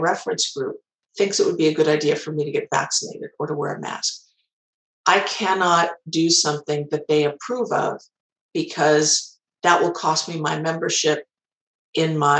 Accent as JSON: {"language": "English", "town": "Chicago", "region": "Illinois", "country": "United States", "tie": "born or raised there", "said": "my hometown of Chicago"}